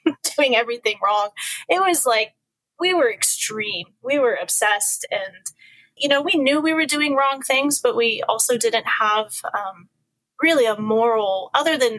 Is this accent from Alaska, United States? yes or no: yes; Alaska, United States; also born or lived in Washington; we moved to Alaska from Washington